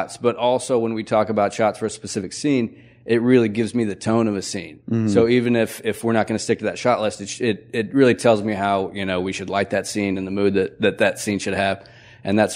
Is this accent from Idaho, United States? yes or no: yes; Idaho, United States; moved away as an adult; also born or lived in Missouri; I was born in Missouri, but I grew up in Idaho, and, you know, small town just outside of Boise.